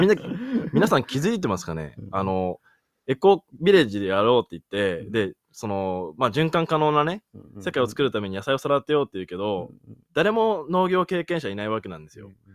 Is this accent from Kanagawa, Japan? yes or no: no; Miyagi, Japan; moved away; 宮城出身だから